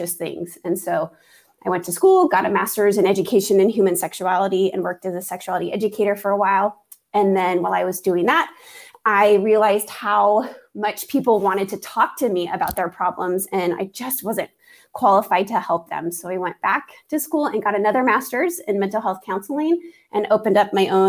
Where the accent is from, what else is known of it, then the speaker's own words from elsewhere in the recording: Maple Valley, Washington, United States; I was born and raised just south of Seattle in a very small town. Well, it's not so small now, but it's Maple Valley, Washington